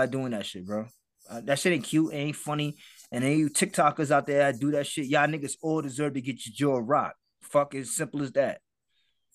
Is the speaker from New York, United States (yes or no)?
yes; New York City, New York, United States; I'm from the Bronx